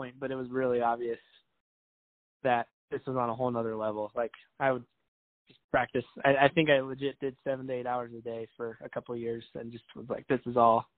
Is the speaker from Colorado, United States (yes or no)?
yes; Colorado Springs, Colorado, United States; moved away; I grew up out here in Colorado Springs